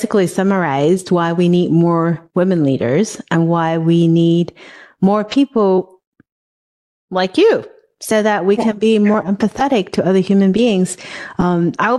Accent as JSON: {"language": "English", "country": "Hong Kong", "tie": "born or raised there", "moved": "yes", "said": "I grew up in a very different society. Where I grew up in Hong Kong"}